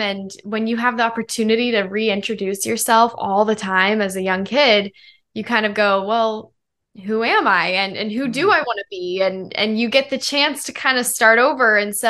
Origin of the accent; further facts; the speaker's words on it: Denver, Colorado, United States; now in Los Angeles, United States; I am a pop artist, songwriter, model based in Los Angeles, and I'm originally from Denver, Colorado, but made my way to the West Coast.